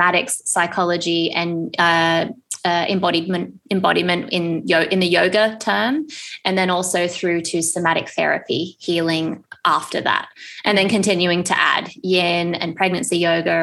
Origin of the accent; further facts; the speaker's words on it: Australia; moved away as an adult; also born or lived in Japan / London, United Kingdom; now in Bali, Indonesia; I think growing up in Australia